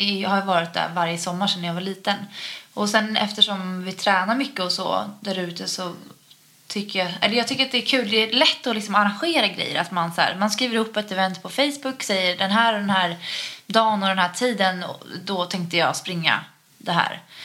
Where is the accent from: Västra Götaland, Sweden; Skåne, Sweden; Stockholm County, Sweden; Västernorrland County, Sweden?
Stockholm County, Sweden; Utö; hemma på Utö